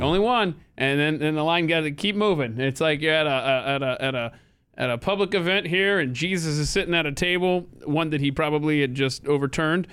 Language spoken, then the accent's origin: English; the South, United States; born and raised in the South